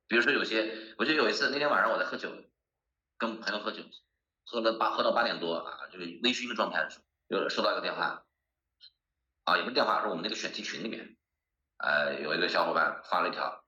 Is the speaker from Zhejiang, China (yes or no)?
yes; Hangzhou, Zhejiang, China; 我作为一个土生土长的资深杭州人